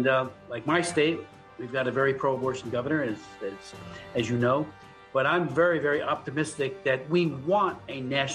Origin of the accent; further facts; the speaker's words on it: Hamilton, New Jersey, United States; He's from my hometown originally, Hamilton.